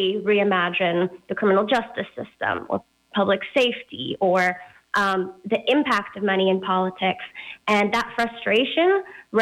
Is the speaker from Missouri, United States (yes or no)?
no; Fremont, California, United States; also born or lived in Stanford, California; now in Oakland, United States; So I was born in Fremont, a little outside of Oakland. I spent most of my childhood there